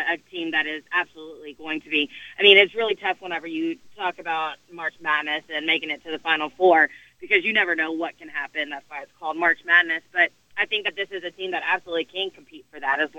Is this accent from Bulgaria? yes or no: no; Nashville, Tennessee, United States; I grew up right here in Nashville, but uh, grew up a Dolphins fan